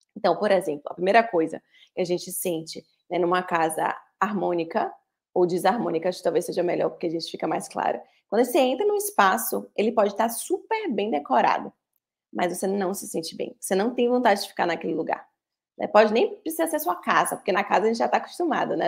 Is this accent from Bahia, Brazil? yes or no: yes; Bahia, Brazil; sou da Bahia